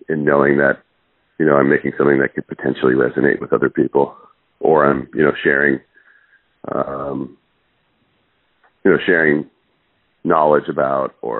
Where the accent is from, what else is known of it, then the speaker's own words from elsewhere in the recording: Seattle, Washington, United States; also born or lived in Cape Town, South Africa / East Coast, United States; They moved us to the States, and, we moved around the East Coast for a couple of years, and we ended up in Seattle.